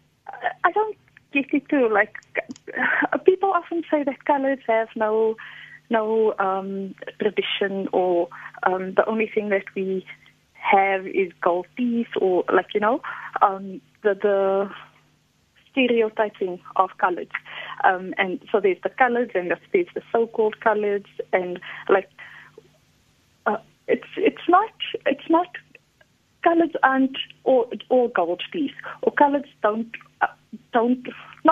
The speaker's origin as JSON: {"language": "English", "town": "Johannesburg", "region": "Gauteng", "country": "South Africa", "moved": "yes", "said": "I'm from Elders, my parents still stay in Elders."}